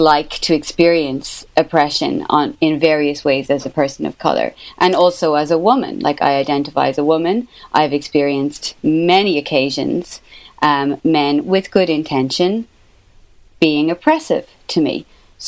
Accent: Ireland; accent: Irish; as an Irish person with this accent

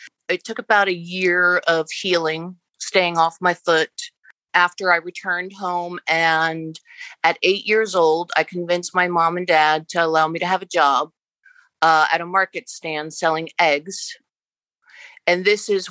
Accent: Lancaster, Pennsylvania, United States; born and raised Amish in Lancaster, Pennsylvania

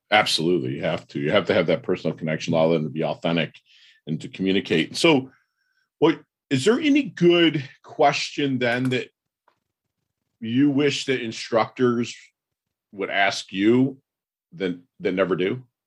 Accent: Michigan, United States; I'm from Michigan

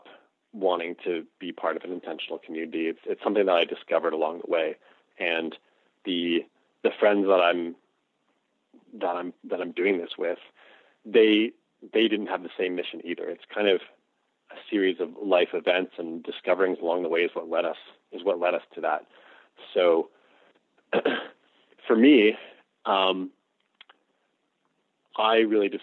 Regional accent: Toronto, Ontario, Canada; I'm Canadian, and I grew up in the suburbs of Toronto as a white middle-class kid.

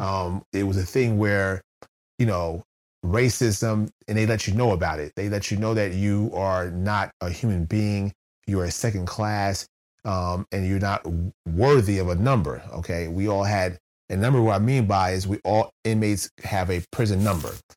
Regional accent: New Jersey, United States; moved away as an adult; also born or lived in West Virginia; I'm, I'm from New Jersey.

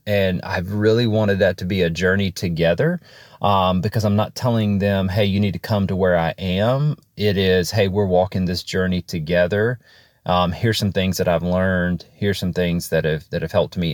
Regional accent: Alabama, United States; I am from Alabama

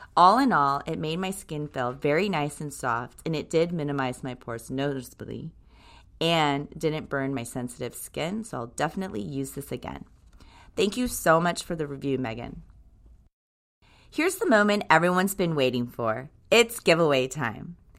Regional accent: Tokyo, Japan; now in United States; Tokyo, Japan, where I was born and raised.

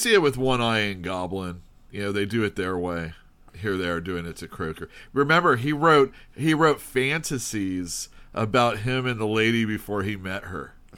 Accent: United States

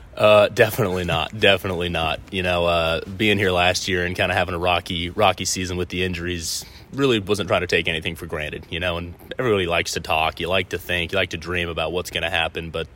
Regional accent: Southern California, United States; a California California guy, raised in SoCal, went to college up in Northern California

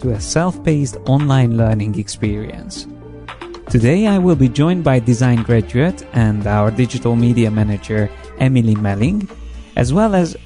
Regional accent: Hungary; moved away; I'm from Hungary and I studied industrial product design

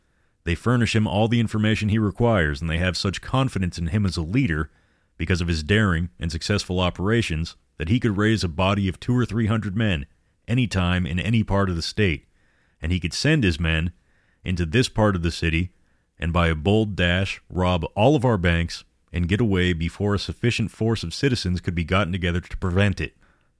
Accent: Pasadena, California, United States; my hometown, present-day Pasadena.

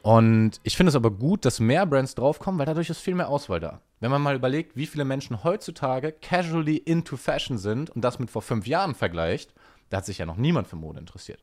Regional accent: Ruhr area, North Rhine-Westphalia, Germany; ich komme aus dem Ruhrgebiet, da gab es viele Polen

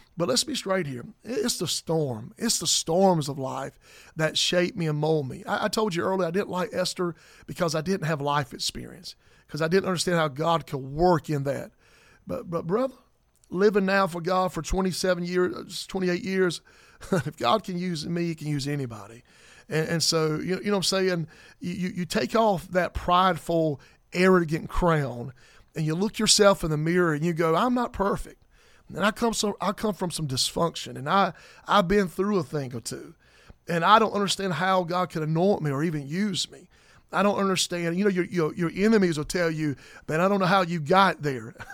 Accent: South Carolina, United States; I'm from South Carolina

